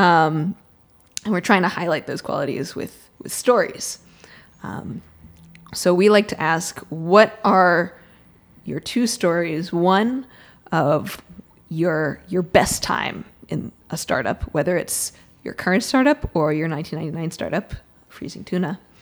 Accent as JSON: {"language": "English", "town": "Boston", "region": "Massachusetts", "country": "United States", "also_born_or_lived": "Florida / North Carolina", "moved": "as an adult", "said": "I'm from the Boston area, but I went to school in Florida and then North Carolina"}